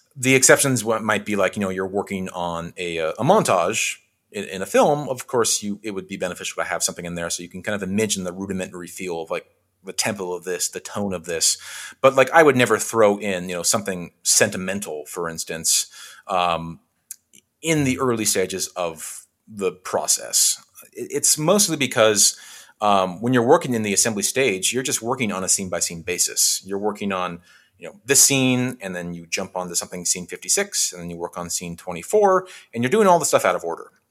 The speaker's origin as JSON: {"language": "English", "region": "Western Washington", "country": "United States", "tie": "born or raised there", "also_born_or_lived": "Bellingham, Washington", "moved": "as an adult", "lives_now": "Los Angeles, United States", "said": "where I grew up in Western Washington"}